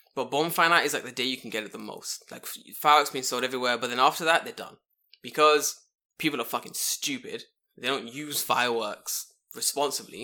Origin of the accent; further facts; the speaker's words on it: England, United Kingdom; moved away as an adult; now in Japan; I'm English